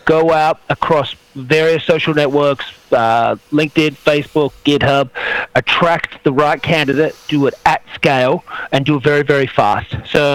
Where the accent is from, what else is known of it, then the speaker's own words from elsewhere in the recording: Australia; now in San Francisco, United States; I'm from Australia, but based up here in San Francisco